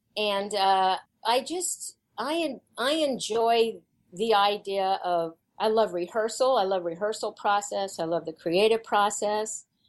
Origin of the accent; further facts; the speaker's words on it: Kansas, United States; I grew up in Kansas, and uh, my mom was um, a music teacher